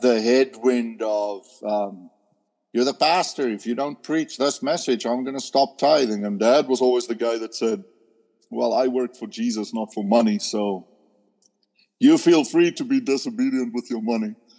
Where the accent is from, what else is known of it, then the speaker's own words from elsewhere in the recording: South Africa; moved away; growing up in South Africa, you know, at age 14, we can start riding a motorcycle to school.